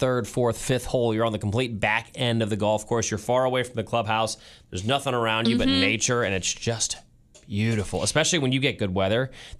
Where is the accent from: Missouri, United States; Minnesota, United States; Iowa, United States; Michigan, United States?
Missouri, United States; St. Louis; now in Kansas City, United States; I grew up in St. Louis going to Blues hockey games